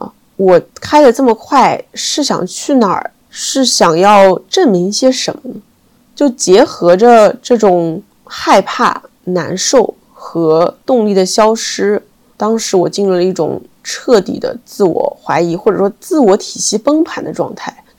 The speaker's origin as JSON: {"language": "Chinese", "region": "Shanghai", "country": "China", "said": "就是我在北京作为一个上海人在北京"}